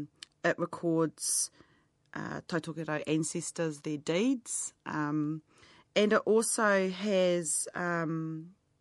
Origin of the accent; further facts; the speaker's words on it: New Zealand; also born or lived in Northland (Te Tai Tokerau), New Zealand; I was brought up with my dad's people in Kaitahu